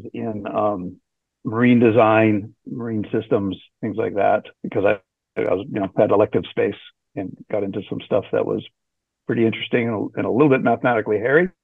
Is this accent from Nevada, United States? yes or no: no; Hawaii, United States; moved away; also born or lived in Santa Barbara, California; I was born and raised in Hawaii